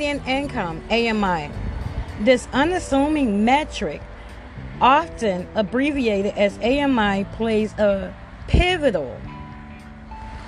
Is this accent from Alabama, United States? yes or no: no; Chicago, Illinois, United States; I'm from Chicago.